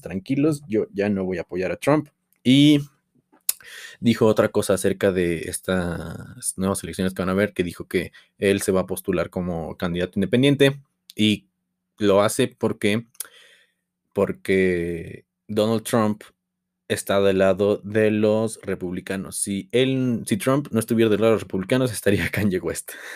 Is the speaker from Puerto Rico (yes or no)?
no; Tulancingo, Hidalgo, Mexico; de donde yo soy, Tulancingo Hidalgo